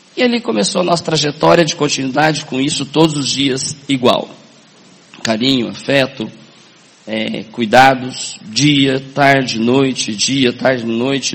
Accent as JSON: {"language": "Portuguese", "town": "Paranavaí", "region": "Paraná", "country": "Brazil", "tie": "born or raised there", "said": "sou do norte do Paraná, Paranavaí. Quem conhece Paranavaí aqui? Conhece? Sou lá do norte do Paraná. Nasci lá em 64"}